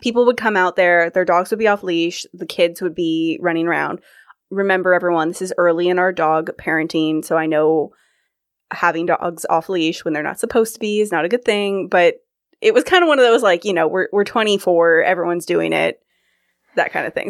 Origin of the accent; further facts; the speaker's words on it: California, United States; moved away as an adult; also born or lived in Kirkland; I'm from California